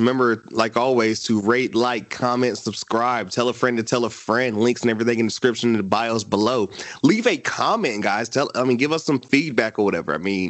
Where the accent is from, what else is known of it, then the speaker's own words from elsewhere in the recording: North Carolina, United States; North Carolina, we got to stick together